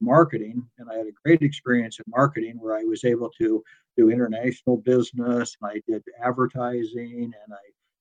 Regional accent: Des Moines, Iowa, United States; I was born and raised in the Midwest, primarily Des Moines, Iowa

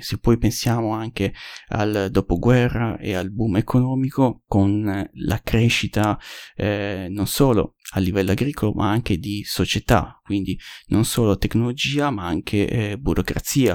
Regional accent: Sardinia, Italy; dalle mie parti, in, in Sardegna

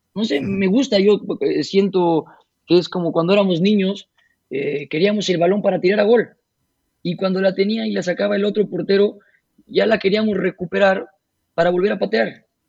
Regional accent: Puebla, Mexico; moved away as an adult; also born or lived in United States / Spain / Canada; llegar aquí a Puebla otra vez

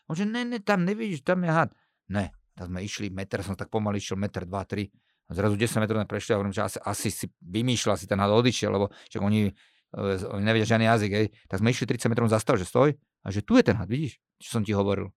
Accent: Slovakia

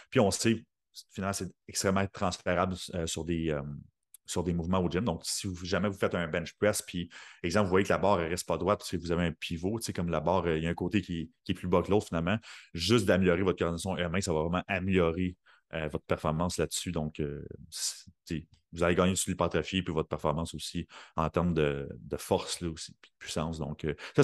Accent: Sorel, Quebec, Canada; moved away as an adult; now in Saint-Jérôme, Canada; je viens de Sorel

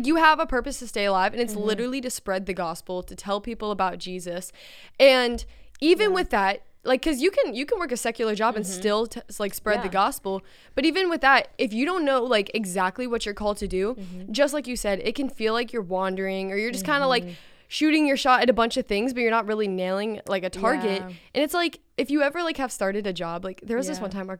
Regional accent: Virginia Beach, Virginia, United States; I'm from Virginia Beach.

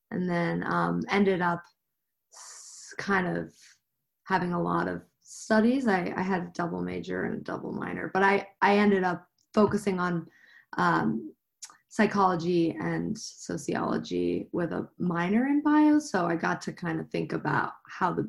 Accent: Midwest, United States; moved away as an adult; now in Denver, United States; I am originally from the Midwest, but I moved to Denver about 9 years ago.

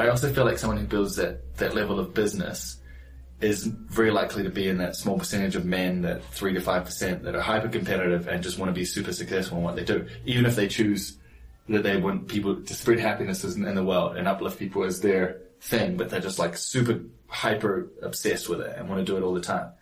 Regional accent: New Zealand; moved away; I grew up in New Zealand

